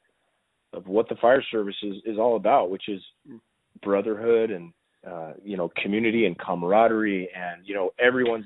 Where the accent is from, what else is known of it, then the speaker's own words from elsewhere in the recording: Southern California, United States; near my hometown and in Southern California